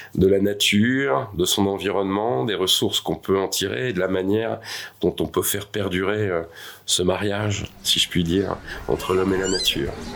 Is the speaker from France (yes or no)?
yes; Tours, Centre-Val de Loire, France; Je suis né euh, à Tours, sur les bords de Loire.